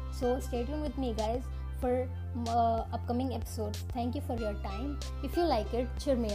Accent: Vijayawada, Andhra Pradesh, India; from Vijayawada.

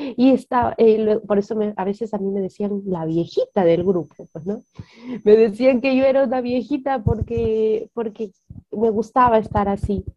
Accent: Peru; Tengo 26 años, soy peruana

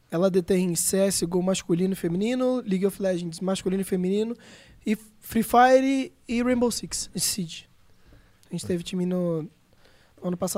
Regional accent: Rio de Janeiro, Brazil; now in São Paulo, Brazil; eu tô morando em São Paulo há dois anos, eu me mudei pela proposta que eu recebi da Cade, eu saí do Rio e vim morar em São

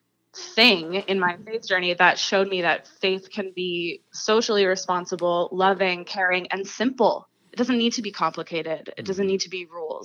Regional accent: Huntsville, Ontario, Canada; now in Peterborough, Canada; this small town version of it that I grew up surrounded by in Huntsville

